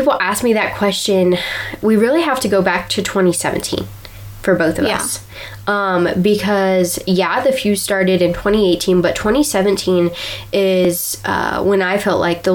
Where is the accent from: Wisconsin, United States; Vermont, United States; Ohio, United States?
Ohio, United States; we're from Ohio